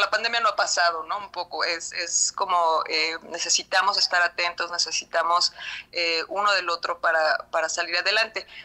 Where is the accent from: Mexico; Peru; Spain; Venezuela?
Mexico; en México